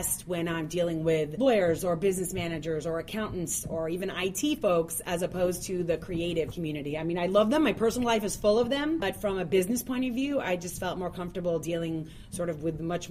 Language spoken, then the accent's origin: English; North Miami, Florida, United States; I grew up in North Miami